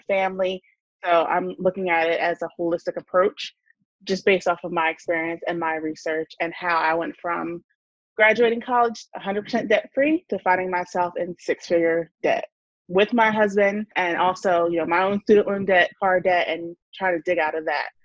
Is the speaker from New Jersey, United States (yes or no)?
yes; New Jersey, United States; I'm from New Jersey and I run Money and Momming.